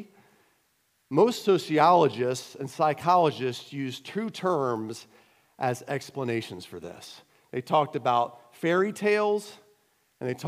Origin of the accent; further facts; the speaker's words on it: United States; moved away; also born or lived in Cayman Islands; being an American